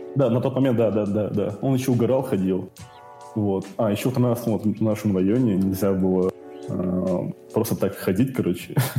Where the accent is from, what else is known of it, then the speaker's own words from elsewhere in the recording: Karaganda, Karaganda Region, Kazakhstan; Я с Караганды. Из Караганды мне 24 года